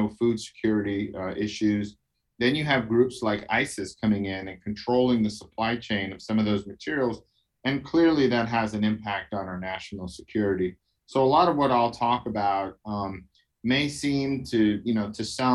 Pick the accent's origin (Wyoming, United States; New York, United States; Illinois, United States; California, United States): New York, United States; New York City; I'm from Brooklyn, New York